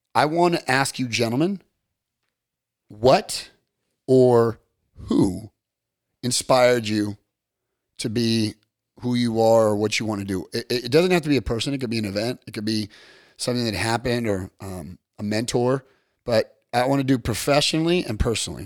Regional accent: Long Beach, California, United States; I'm from North Long Beach

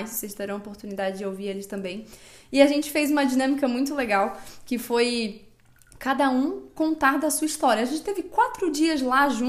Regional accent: Florianópolis, Santa Catarina, Brazil; Eu sou daqui desde sempre nascida aqui.

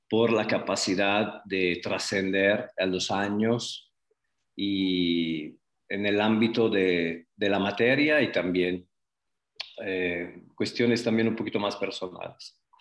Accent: Prato, Tuscany, Italy; Spanish is a second language; moved away as an adult; also born or lived in Guadalajara, Mexico; now in Zapopan, Mexico; Vengo de una ciudad de 200.000 habitantes que se llama Prato. Es una ciudad a 20 kilómetros de Florencia, en Toscana

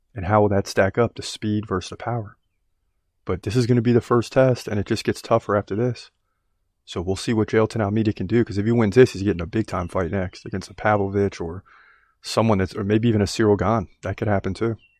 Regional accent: United States; I'm American

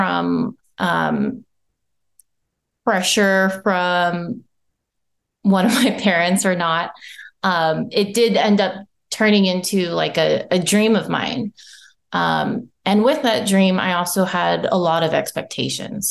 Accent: United States; also born or lived in Japan; being Japanese American

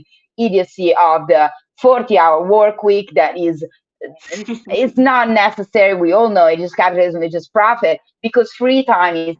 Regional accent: Italy; now in Oakland, United States; I live in the US, I'm from Italy, so I do have to travel to visit my family

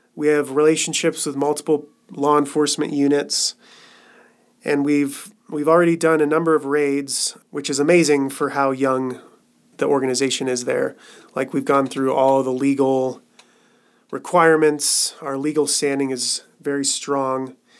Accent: Colorado, United States; moved away as an adult; also born or lived in Cambodia; back here in Colorado, which is my home state.

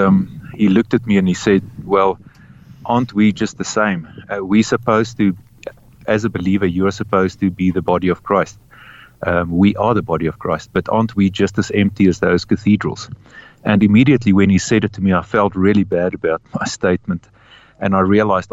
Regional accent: Free State, South Africa; I grew up in the Free State in South Africa

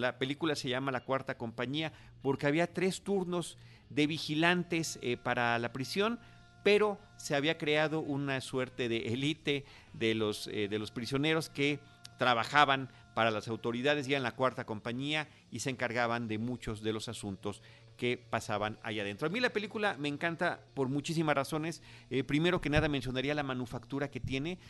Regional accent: Mexico; nuestra cinematografía mexicana

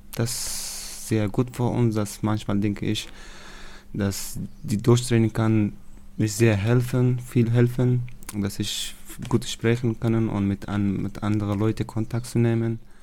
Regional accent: Afghanistan; German is a second language; moved away as an adult; now in Germany; ich komme aus Afghanistan. Ähm, seit sechs Monaten äh, wohne ich in Deutschland

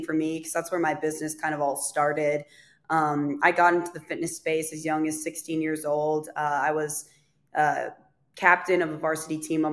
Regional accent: Fargo North Dakota area, Minnesota, United States; now in Nashville, United States; I am originally from Minnesota, kind of Fargo, North Dakota area. I currently live in Nashville, Tennessee.

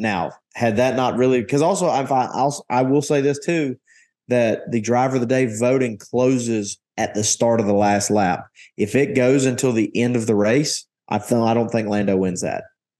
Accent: United States; a race in my home country

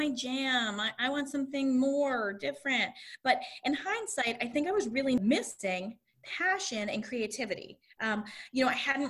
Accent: a suburb outside Philadelphia, Pennsylvania, United States; also born or lived in New York City; now in Connecticut, United States; I grew up in a suburb outside Philadelphia

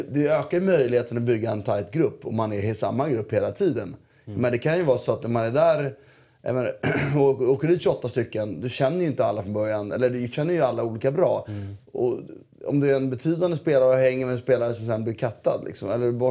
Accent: Syria; Jag är från Syrien, inte från USA.

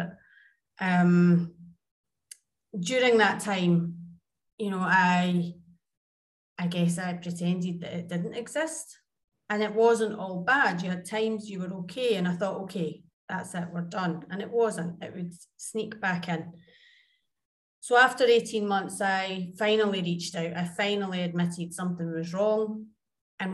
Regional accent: Scotland, United Kingdom; also born or lived in Jakarta, Indonesia / Tivat, Montenegro; now in Dubai, United Arab Emirates; I am Scottish and currently in Dubai, but I have previously lived in Jakarta, Indonesia. And then I was in Tivat, Montenegro.

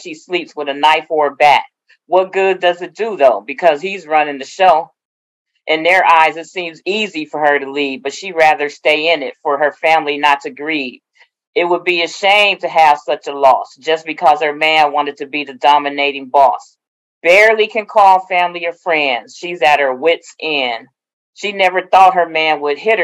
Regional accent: Oakland, California, United States; I'm from Oakland, born and raised

